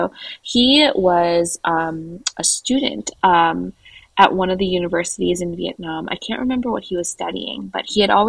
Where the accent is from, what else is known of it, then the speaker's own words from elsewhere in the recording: San Francisco, California, United States; born there; I was born in San Francisco.